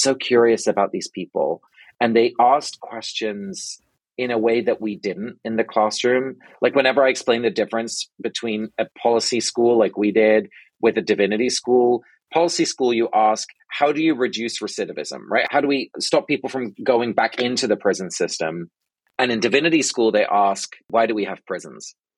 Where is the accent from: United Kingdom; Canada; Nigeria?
United Kingdom; London; now in Brooklyn, United States; I was born and raised in England